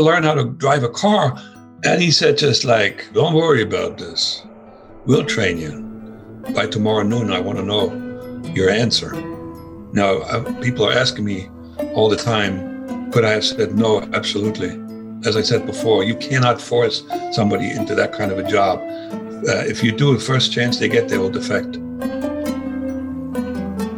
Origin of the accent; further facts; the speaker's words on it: Germany; accent: German; English is a second language; moved away as an adult; also born or lived in East Germany; now in United States; my German accent